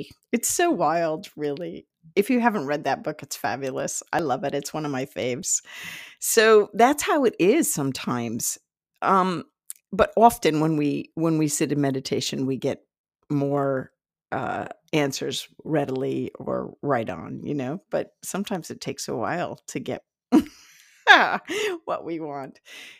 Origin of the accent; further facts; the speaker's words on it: Ireland; Take it with a grain of salt. I'm Irish. Take it with a grain of salt.